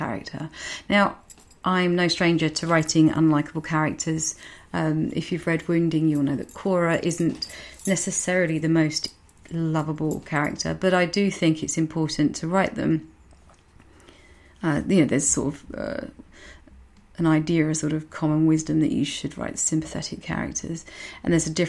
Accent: Medway, South East England, United Kingdom; accent: Medway; my very Medway accent

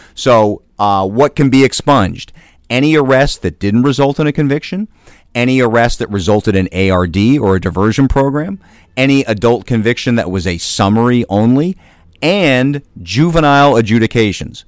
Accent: Boston, Massachusetts, United States; now in Philadelphia, United States; I grew up in Boston

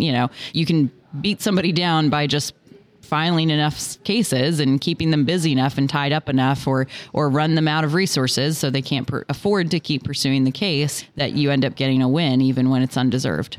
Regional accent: Washington, District of Columbia, United States; I grew up in Washington, D.C.

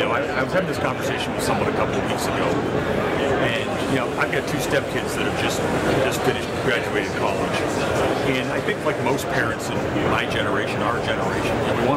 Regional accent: Dallas, Texas, United States; here in my hometown of Dallas, Texas.

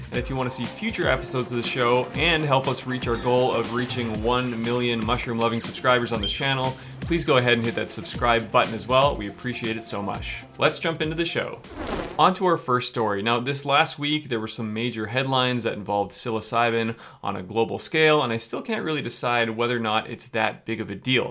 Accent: Canada

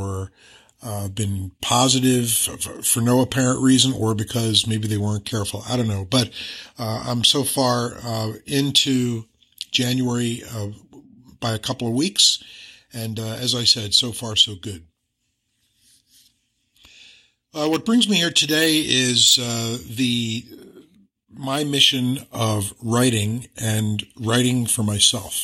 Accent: Philadelphia, Pennsylvania, United States; my hometown of Philadelphia

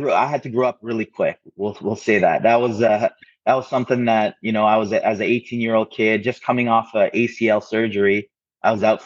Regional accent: Ontario, Canada; growing up in Canada, it was a little different, especially in the 90s, 2000s.

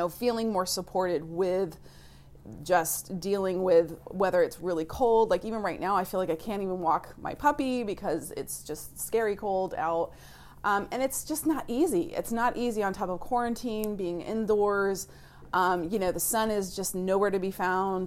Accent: Florida, United States; moved away; I grew up in the South in Florida

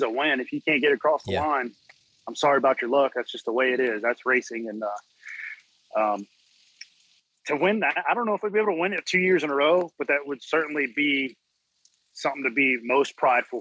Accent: Louisiana, United States; I'm from Louisiana

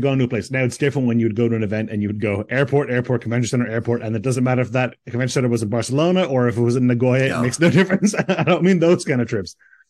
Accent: Ireland; I'm from Ireland.

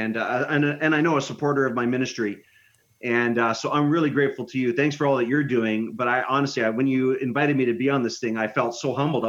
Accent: Canada; I love my home country, but I live in a very northern climate, and our food is pretty selective here

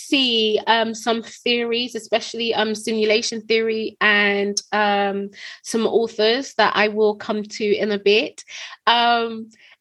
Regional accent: United Kingdom; We're British.

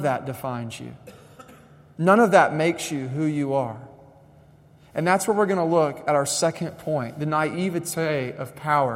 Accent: United States; I was raised in American schools

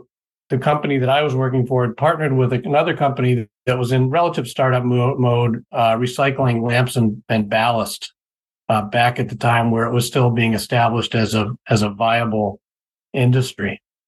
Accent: Boston, Massachusetts, United States; You wouldn't hear it in my voice, but I'm from the Boston area originally, born and raised. I actually probably lived outside of New England for less than 18 months of my life

